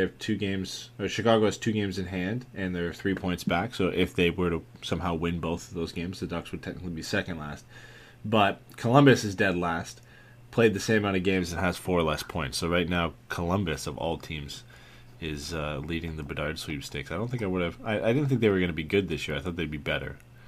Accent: Canada; Yeah, and Ryan Gosling. We have the Ryans.

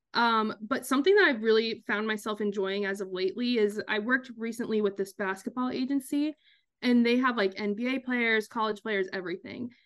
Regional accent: Kansas, United States; born or raised there; moved away as an adult; also born or lived in Long Island, New York; now in New York, United States

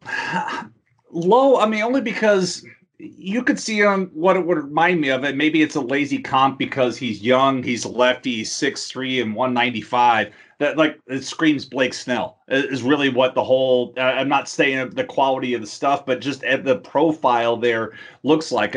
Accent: Houston, Texas, United States; I grew up in Houston

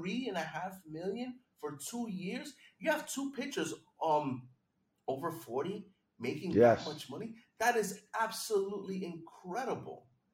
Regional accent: New York, United States; I'm excited here as a New Yorker

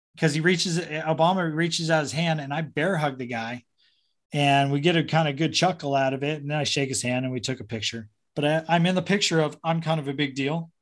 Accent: Orange County, California, United States; also born or lived in San Diego; I grew up in Orange County. I was born in San Diego, but kind of grew up in Orange County because my dad was a Marine in El Toro

